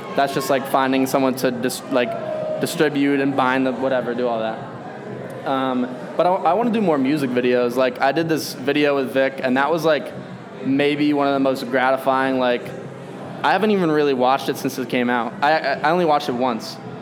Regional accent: Arizona, United States; now in Chicago, United States; I grew up in Arizona in a Republican household.

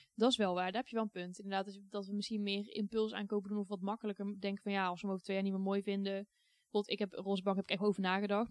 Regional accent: Goirle, North Brabant, Netherlands; Ik vond het heel fijn om op te groeien in een dorp. Want ik heb echt een fijne tijd gehad in Goorlen. is een klein dorpje bij Tilburg

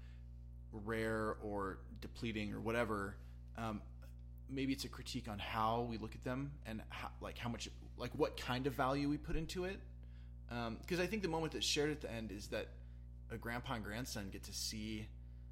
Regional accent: Southern California, United States; I grew up in Southern California

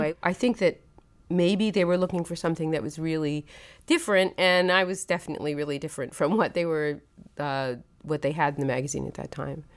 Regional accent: Brooklyn, New York, United States; I grew up there

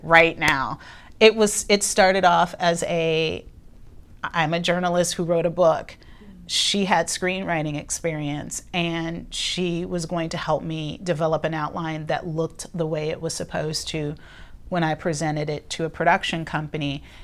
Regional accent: Los Angeles, California, United States; I grew up in Los Angeles

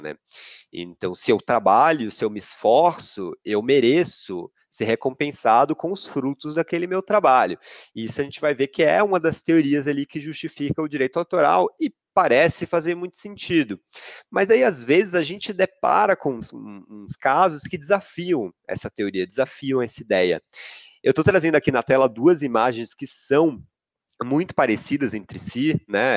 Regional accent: Salvador, Bahia, Brazil; now in São Paulo, Brazil; eu sou de Salvador, sou baiano, eu estou com bastante saudade da minha terra

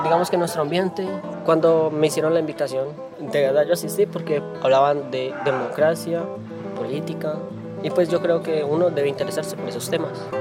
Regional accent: municipality of Uca, Valle del Cauca, Colombia; soy del municipio de Uca

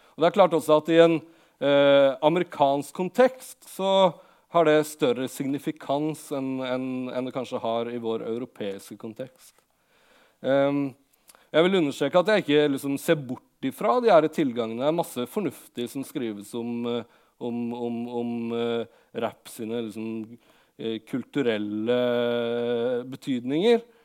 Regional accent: Lillehammer, Innlandet, Norway; jeg kom fra Lillehammer, og da jeg vokste opp, så hadde Lillehammer et veldig stort uh, hiphop-miljø som eh, jeg på en måte vokste opp

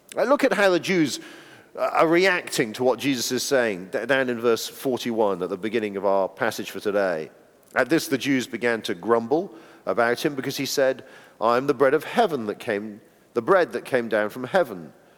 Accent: United Kingdom; being British people

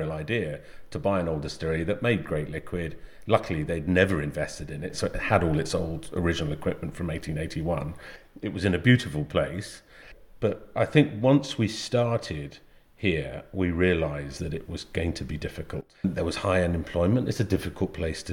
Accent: Angus, Scotland, United Kingdom; also born or lived in Edinburgh; I grew up on the East Coast, Angus, just in a little village.

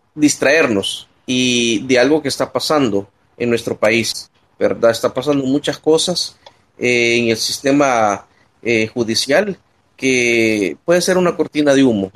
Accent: El Salvador; nosotros como pueblo salvadoreño

